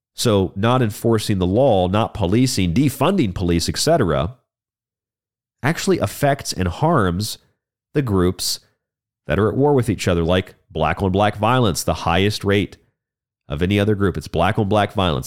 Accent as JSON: {"language": "English", "region": "Florida", "country": "United States", "said": "my home state of Florida"}